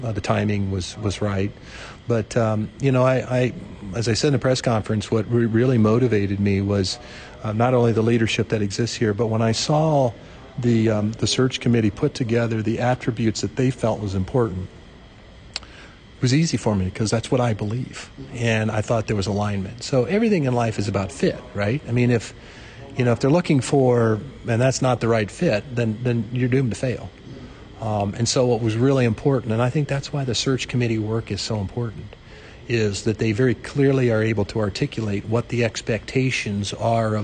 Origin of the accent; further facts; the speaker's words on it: Midwest, United States; I grew up in the Midwest